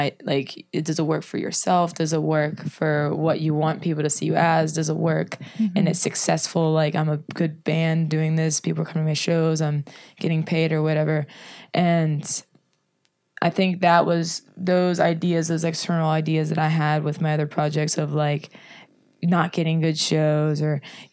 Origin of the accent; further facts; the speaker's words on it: Baldwin, Pennsylvania, United States; also born or lived in Penn Hills, Pennsylvania; I grew up in Penn Hills until I was five, and then moved to Baldwin